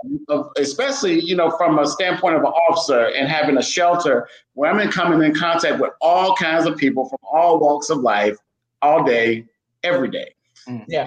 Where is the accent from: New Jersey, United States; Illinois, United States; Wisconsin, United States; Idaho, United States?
Illinois, United States; Chicago; I grew up in Chicago, so I know about things being on the run, growing up in the streets